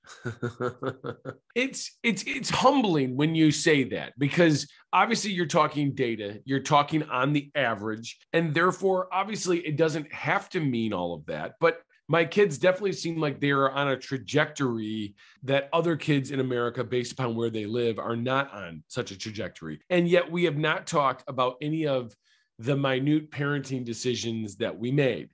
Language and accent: English; Traverse City, Michigan, United States; now in Clarkston, United States; I was born in Traverse City, Michigan